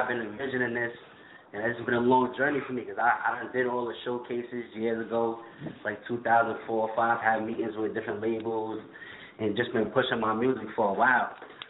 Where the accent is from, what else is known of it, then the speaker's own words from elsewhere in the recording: Queensbridge, New York, United States; growing up in Queensbridge, I'm seeing …, …, …, …, …, ….